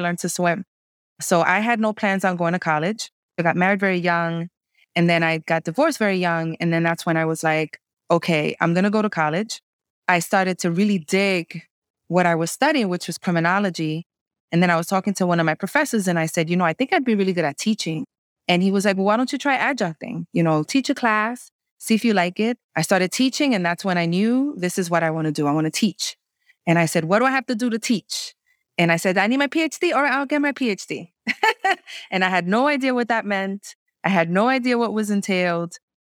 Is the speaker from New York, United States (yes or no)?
yes; New York City, New York, United States; I was raised in the New York City housing projects during the crack epidemic